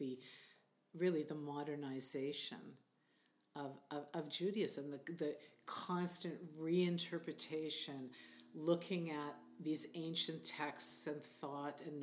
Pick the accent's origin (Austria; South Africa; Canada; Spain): Canada; as a Canadian